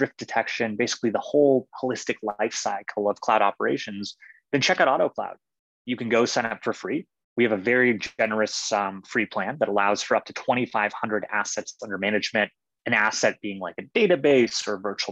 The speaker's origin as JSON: {"language": "English", "town": "Johannesburg", "region": "Gauteng", "country": "South Africa", "tie": "born or raised there", "said": "I'm from South Africa. I was born in Johannesburg, which is a pretty high city."}